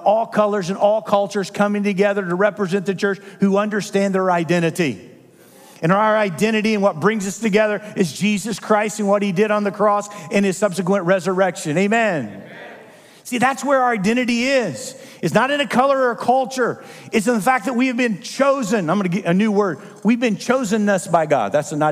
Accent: Midwest, United States; I come from the Midwest

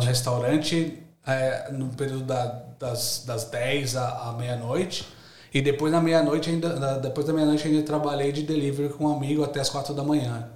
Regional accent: São Paulo, Brazil; moved away as an adult; now in Australia; Sou de São Paulo, São Paulo capital, Zona Leste

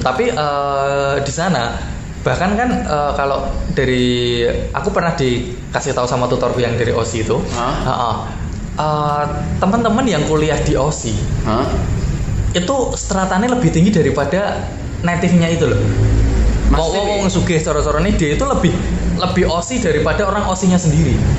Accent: Java, Indonesia; accent: Javanese; kita ngomong pakai bahasa Jawa tapi daripada, maksudnya Indonesia dengan logat Jawa

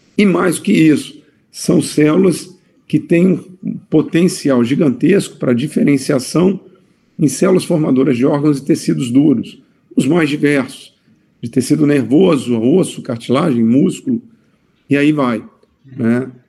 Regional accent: Vitória, Espírito Santo, Brazil; moved away as an adult; now in Campinas, Brazil; eu sou de Vitória, Espírito Santo, então eu tive que mudar a minha vida pra, pra Campinas

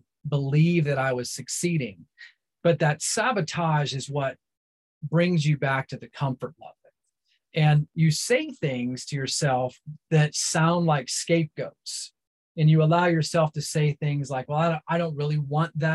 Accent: Central North Carolina, United States; I was raised in Central North Carolina

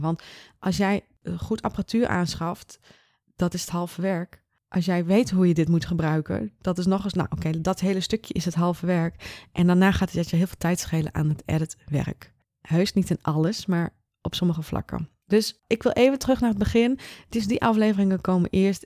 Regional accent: Leeuwarden, Friesland, Netherlands; ik kom uit Leeuwarden, Friesland

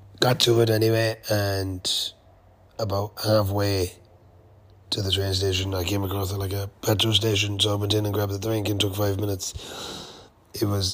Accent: Ireland; I'm Irish. I'm from Ireland

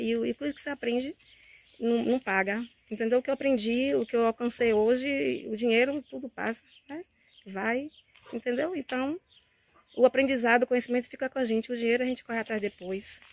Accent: Santo Amaro da Purificação, Bahia, Brazil; eu sou de Santa Maria da Purificação

